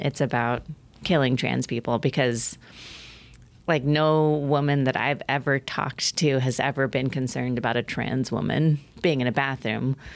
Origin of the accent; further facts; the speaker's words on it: Oregon, United States; my home state, Oregon